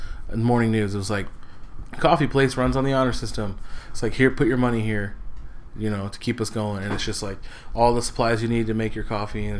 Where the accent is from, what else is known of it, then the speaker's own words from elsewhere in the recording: Michigan, United States; I'm from Michigan